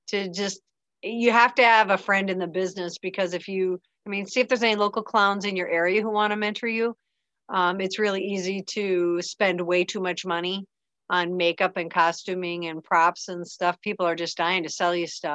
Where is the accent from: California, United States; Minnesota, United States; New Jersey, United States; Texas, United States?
Minnesota, United States; Maple Lake; moved away as an adult; I moved back to Minnesota, back to my hometown, Maple Lake